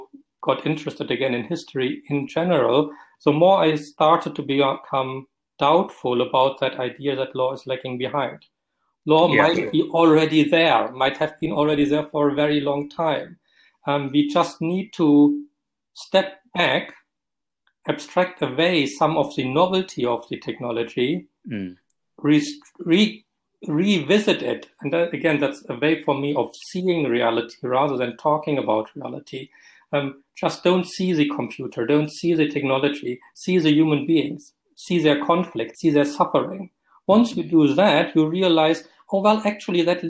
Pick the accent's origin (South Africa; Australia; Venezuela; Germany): Germany; accent: German; moved away as an adult; now in Scotland, United Kingdom; I was trained in Germany, as you recognize by my accent, in a civilian legal system